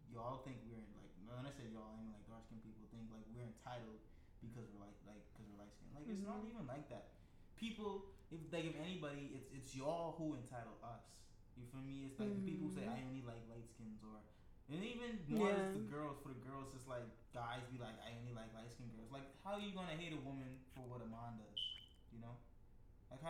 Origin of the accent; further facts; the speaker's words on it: Bahamas; Got a rep 242. I'm from the Bahamas